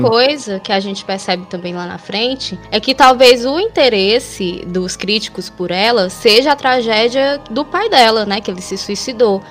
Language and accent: Portuguese; Fortaleza, Ceará, Brazil; Eu sou aqui de Fortaleza, no Ceará.